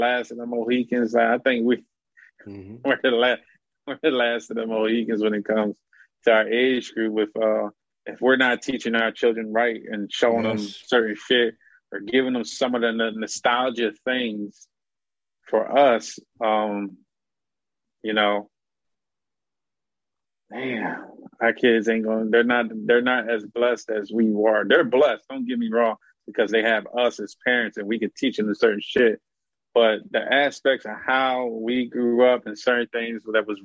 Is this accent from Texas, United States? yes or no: no; Philadelphia, Pennsylvania, United States; Born and raised in the North